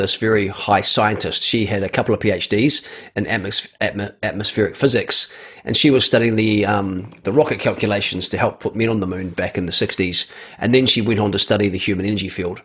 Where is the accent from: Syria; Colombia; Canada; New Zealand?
New Zealand; I was born in New Zealand